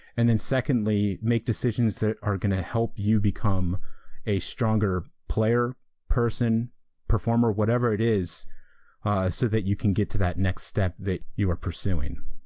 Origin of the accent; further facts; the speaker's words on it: East Coast, United States; moved away as an adult; also born or lived in Colorado; I'm from the East Coast. I lived in the East Coast my entire life.